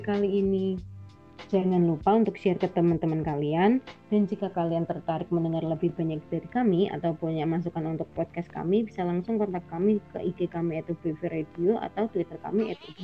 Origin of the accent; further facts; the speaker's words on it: Indonesia; accent: medok; emang Inggrisku masih medok gitu jadi seberapa pun aku mencoba kan aksenku tetap ada